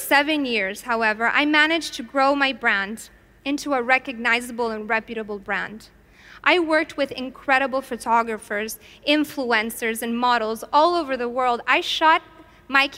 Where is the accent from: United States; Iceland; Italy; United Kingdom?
Italy; I, however, grew up in Italy